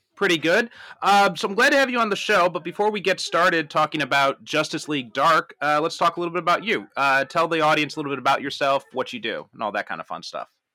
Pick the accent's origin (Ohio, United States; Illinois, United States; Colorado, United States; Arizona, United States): Illinois, United States; Chicago; moved away as an adult; also born or lived in Skokie; now in Japan; I'm from, uh, the Chicagoland area